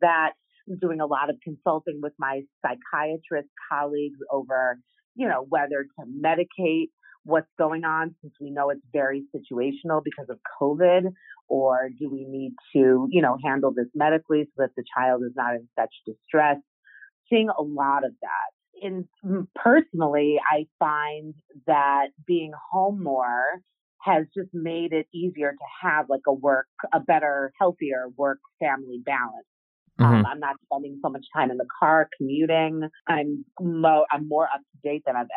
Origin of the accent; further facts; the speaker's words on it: Chicago, Illinois, United States; moved away as an adult; also born or lived in Madison, Wisconsin / New York; I'm from Chicago